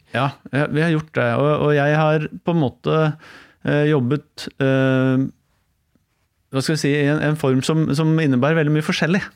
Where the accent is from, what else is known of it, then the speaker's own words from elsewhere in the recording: Oslo, Norway; Jeg er fra Stovner. Ja. Vokste opp der.